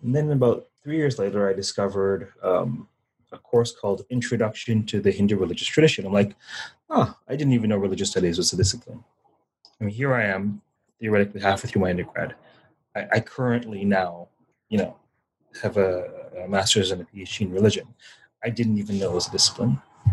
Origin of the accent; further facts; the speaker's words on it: Toronto, Ontario, Canada; You know, I grew up in Toronto and my family was West Indian.